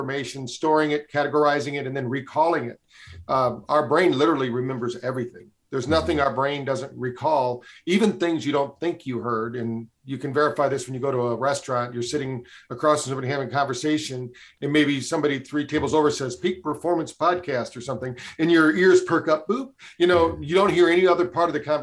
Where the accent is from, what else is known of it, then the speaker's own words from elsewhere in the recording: Michigan, United States; I grew up in Michigan